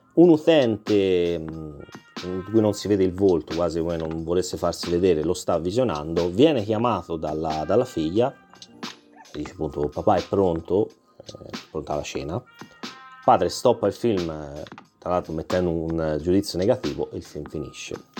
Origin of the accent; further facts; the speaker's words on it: Tuscany, Italy; da toscano